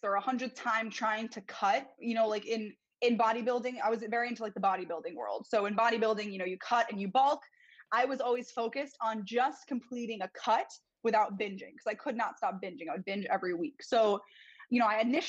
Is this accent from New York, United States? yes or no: yes; New York City, New York, United States; moved away as an adult; now in Baltimore, United States; I grew up in New York City, but I moved to Baltimore about 2 years ago